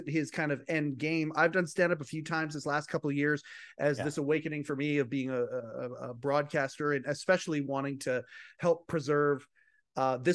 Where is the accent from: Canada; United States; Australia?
Canada; Western Canada; I'm Western Canada